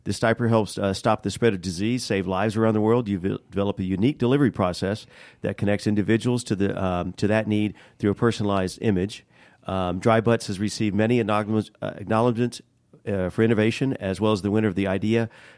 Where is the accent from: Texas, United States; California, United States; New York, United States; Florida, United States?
Florida, United States; Leesburg; In Leesburg, yeah. I usually say near Orlando.